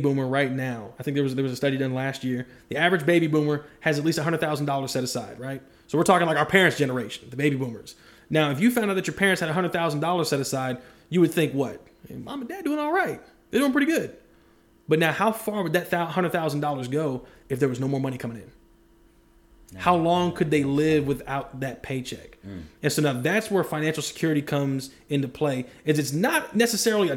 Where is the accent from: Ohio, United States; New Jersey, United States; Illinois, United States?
Ohio, United States; Dayton; where I grew up in Ohio, it was a very industrial city. Mm-hmm. Dayton